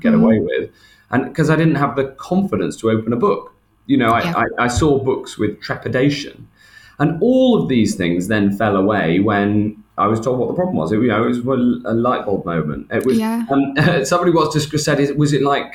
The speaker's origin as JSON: {"language": "English", "town": "Chester", "region": "North West England", "country": "United Kingdom", "tie": "born or raised there", "said": "near where I grew up in Chester, just outside Chester"}